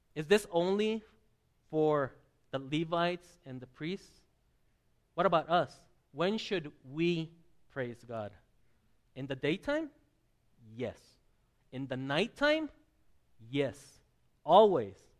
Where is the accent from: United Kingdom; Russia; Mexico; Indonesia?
Mexico; southern Mexico; moved away; I grew up in the Presbyterian churches of southern Mexico